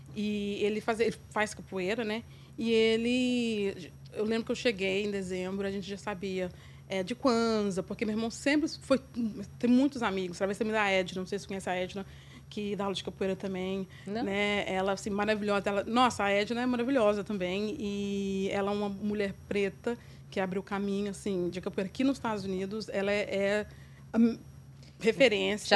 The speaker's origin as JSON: {"language": "Portuguese", "town": "Formiga", "region": "Minas Gerais", "country": "Brazil", "tie": "born or raised there", "also_born_or_lived": "São Paulo, Brazil", "moved": "yes", "lives_now": "New York, United States", "said": "Nasci do interior de Minas, na cidade de Formiga. E, na verdade, eu, eu, morei entre Minas e São Paulo, então eu me considero tão quanto formiguense ou mineira, como também paulista"}